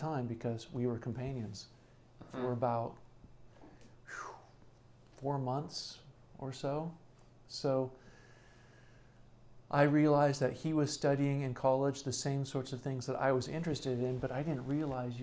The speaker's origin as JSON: {"language": "English", "region": "California", "country": "United States", "said": "I'm originally from California"}